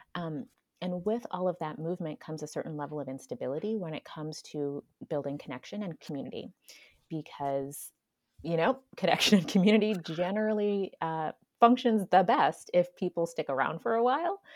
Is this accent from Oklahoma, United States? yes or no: no; Florida, United States; moved away as an adult; also born or lived in Seattle / Pacific Northwest / Hawaii; now in California, United States; I grew up in Florida, and then in my early adulthood, I also moved to Seattle